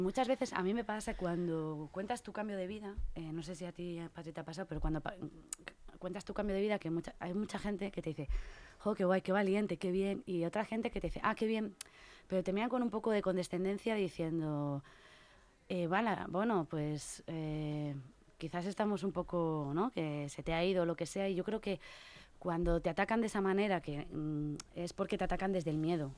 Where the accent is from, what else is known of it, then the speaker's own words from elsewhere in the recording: Burgos, Castile and León, Spain; now in Madrid, Spain; yo soy de Burgos